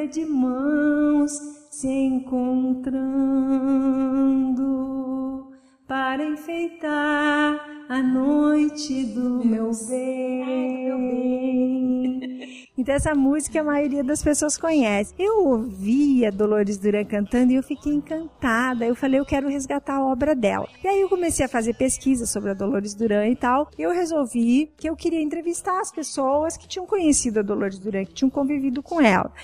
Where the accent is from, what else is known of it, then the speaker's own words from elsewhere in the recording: interior near Passo Fundo, Rio Grande do Sul, Brazil; moved away; eu sou do interior da Vicanabarro, a minha cidade, fica perto de Passo Fundo